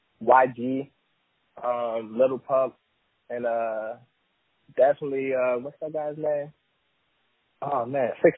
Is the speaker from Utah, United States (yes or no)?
no; Euclid, Ohio, United States; also born or lived in Cleveland, Ohio; I'm from Cleveland, Ohio. Straight out of Euclid, small town. I started music back when I was about 10 years old.